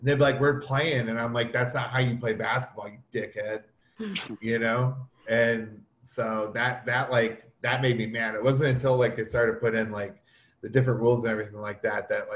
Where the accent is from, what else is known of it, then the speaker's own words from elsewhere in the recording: Toledo, Ohio, United States; also born or lived in Detroit, Michigan; I was born in Detroit, but I was raised in Toledo, which is just 45 minutes south of Detroit